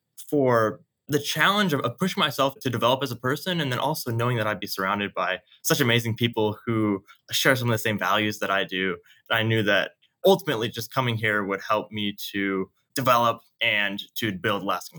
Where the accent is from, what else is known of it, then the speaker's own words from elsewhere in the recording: Portland, Oregon, United States; moved away as an adult; now in West Point, United States; So I am from Portland, Oregon. I'm from a family of six.